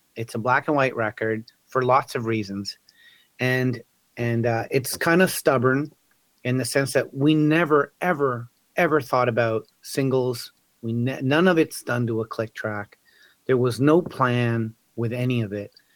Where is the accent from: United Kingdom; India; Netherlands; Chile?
Chile; now in Canada; I'm Chilean, right? I was born in Chile